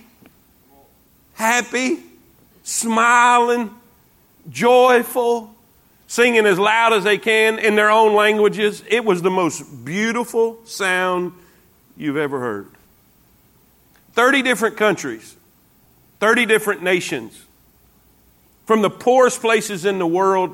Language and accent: English; United States; accent: redneck; I'm from the U.S.